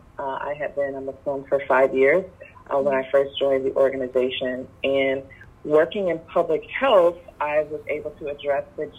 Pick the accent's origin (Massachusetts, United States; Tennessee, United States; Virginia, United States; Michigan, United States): Michigan, United States; Detroit; moved away as an adult; also born or lived in Phoenix, Arizona; Detroit. That's my hometown.